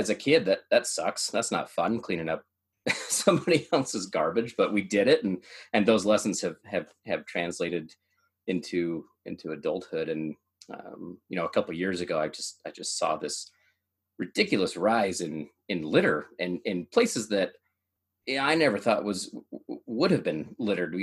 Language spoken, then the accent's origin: English; United States; also born or lived in Idaho, United States / Oregon, United States; now in Utah, United States; I grew up in Idaho, grew up in Oregon